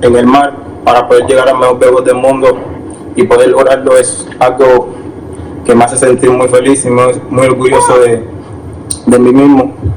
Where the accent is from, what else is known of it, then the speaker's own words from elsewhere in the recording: Cuba; moved away; also born or lived in Mexico; tuve que escaparme de Cuba en una lancha